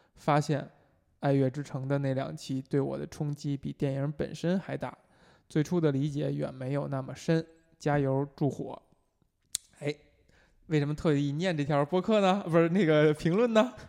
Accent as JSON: {"language": "Chinese", "region": "Beijing", "country": "China", "tie": "born or raised there", "said": "我们作为就从小在北京长大的人，本身就是说话不张嘴"}